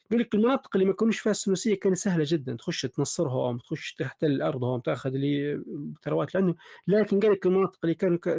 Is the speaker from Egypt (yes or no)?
no; Libya; احنا كليبيين في ذاتنا وعلم لغتنا العربيه سليمه